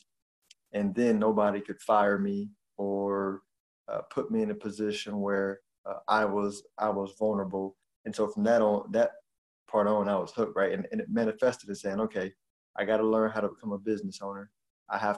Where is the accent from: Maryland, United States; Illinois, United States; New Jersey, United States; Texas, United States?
Texas, United States; Houston; I grew up in Houston